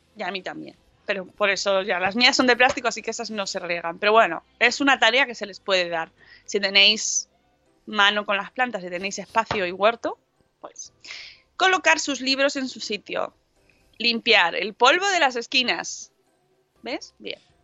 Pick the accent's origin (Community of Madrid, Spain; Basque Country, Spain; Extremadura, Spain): Extremadura, Spain; Guijo de Santa Bárbara; en mi pueblo, en el Hijo de Santa Bárbara, en La Vera, en Cáceres